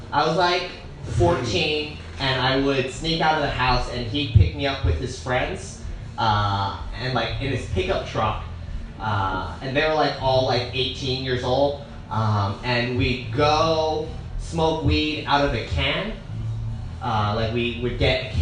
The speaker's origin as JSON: {"language": "English", "region": "Hawaii", "country": "United States", "said": "I'm from Hawaii"}